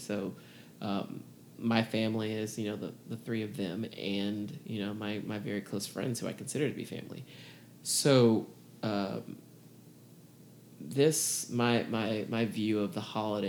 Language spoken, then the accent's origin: English; Atlanta, Georgia, United States; also born or lived in Baton Rouge, Louisiana; I lived there until I was six and then moved to Atlanta. So, I mean, Atlanta is home, but I was born in Baton